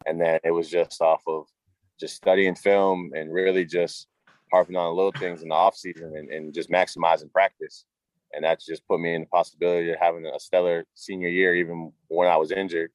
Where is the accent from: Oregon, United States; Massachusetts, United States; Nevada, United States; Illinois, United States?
Massachusetts, United States; Cambridge; born or raised there; also born or lived in Malden, Massachusetts / Everett, Massachusetts / Myrtle Beach, South Carolina